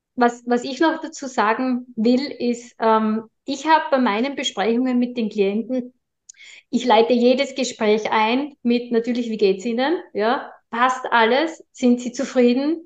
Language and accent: German; Austria; bei uns in Österreich